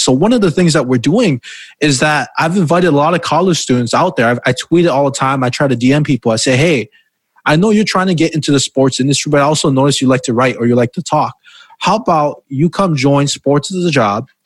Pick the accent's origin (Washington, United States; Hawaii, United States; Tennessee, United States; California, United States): Hawaii, United States; Because I'm from Hawaii and we take pride in being from there